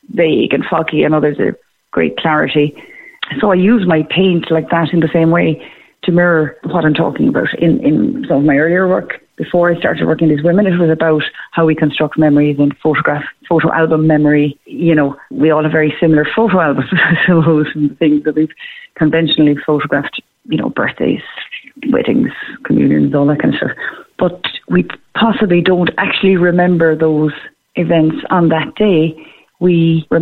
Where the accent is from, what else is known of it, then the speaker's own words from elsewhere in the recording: Clonakilty, Munster, Ireland; I'm from Clonakilty originally